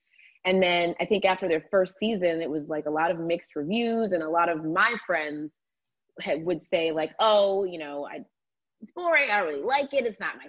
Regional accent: Atlanta, Georgia, United States; I watched Atlanta Housewives was the first show I watched because I'm from Atlanta.

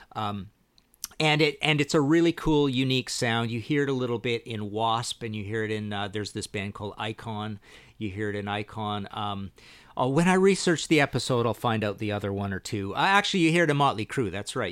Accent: Canada; I'm Canadian

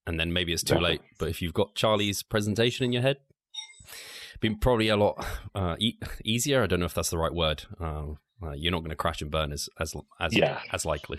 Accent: United Kingdom; I'm British anyway.

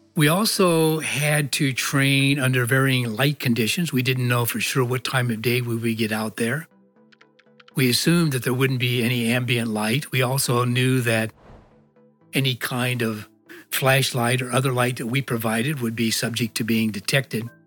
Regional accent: Iowa, United States; moved away as an adult; I was born in Iowa, in a small town. I was raised there

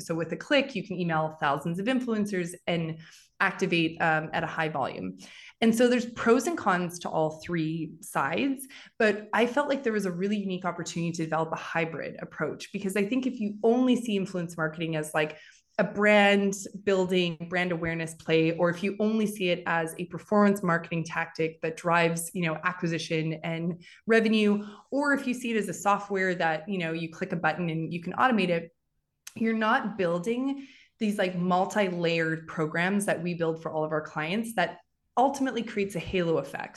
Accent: Western Canada, Canada; moved away as an adult; also born or lived in Paris; now in New York, United States; I'm originally from Western Canada. I moved to New York eleven years ago, twelve years ago now.

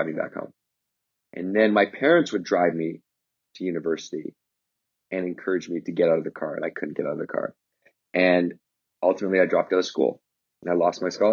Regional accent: Victoria, British Columbia, Canada; in Victoria where I grew up, which is, you know, near Vancouver, but it's an island.

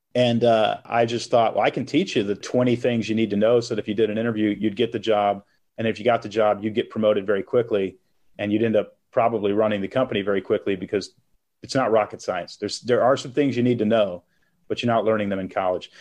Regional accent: Texas, United States; moved away as an adult; also born or lived in Portland, Oregon; now in Nashville, United States; I, I grew up in Texas, moved to Portland, Oregon when I was twenty-one

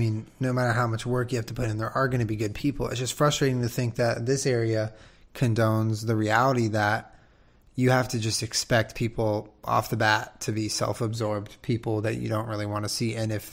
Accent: Southern California, United States; also born or lived in West Los Angeles / Culver City / Santa Monica; I've been a Southern California person my whole life. I was born and raised. I was born in Northern California, but I was raised in Southern California. I've lived all over, like West Los Angeles, Culver City, Santa Monica.

